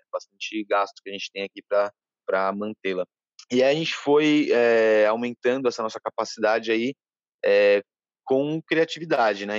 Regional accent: São Paulo, Brazil; moved away as an adult; now in Ilhabela, Brazil; eu sou de São Paulo, mas já não me sinto de São Paulo há bastante tempo

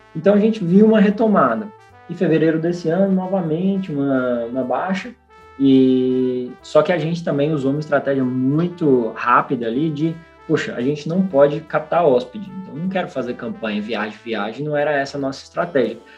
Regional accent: Goiás, Brazil; also born or lived in Rio Grande do Norte / São Paulo; now in Natal, Brazil; eu sou goiano, mas sou potiguar de coração.

